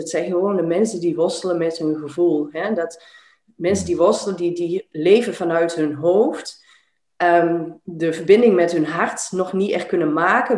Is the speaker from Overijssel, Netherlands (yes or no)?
yes; Enschede, Overijssel, Netherlands; moved away as an adult; also born or lived in Arnhem / Zierikzee; now in Belgium; ik ben eh, opgegroeid, eh, geboren, opgegroeid in Twente, in, in de stad Enschede